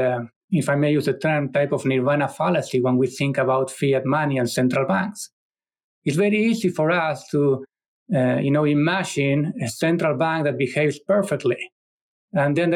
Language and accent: English; Argentina; moved away; my home country, Argentina